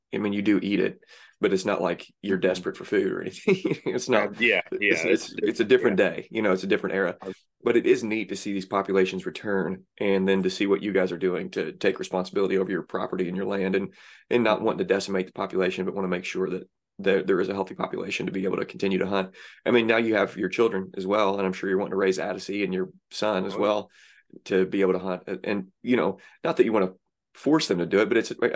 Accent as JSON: {"language": "English", "region": "Southern Illinois", "country": "United States", "tie": "born or raised there", "said": "I grew up in Southern Illinois."}